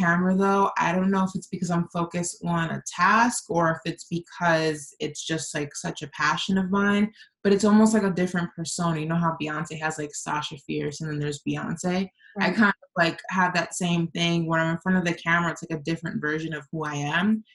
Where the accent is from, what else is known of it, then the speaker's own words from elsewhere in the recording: New York, United States; accent: New York; I grew up in New York